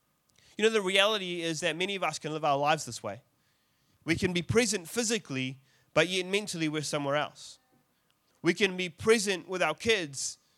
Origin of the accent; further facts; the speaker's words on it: South Africa; born there; I'm South African by birth, and that was a terrible accent.